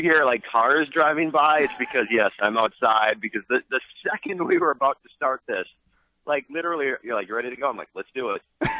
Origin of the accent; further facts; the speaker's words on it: Minnesota, United States; moved away as an adult; also born or lived in La Crosse, Wisconsin; now in Madison, United States; And I was born in Minnesota, and I grew up a Minnesota Vikings fan.